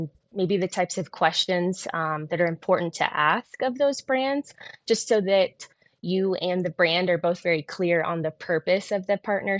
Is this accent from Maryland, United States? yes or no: no; San Diego, California, United States; now in Colorado, United States; I'm born and raised in San Diego